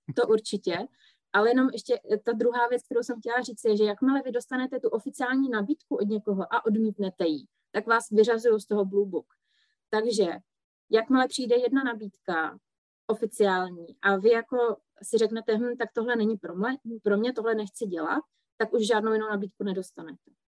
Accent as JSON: {"language": "Czech", "country": "Czechia"}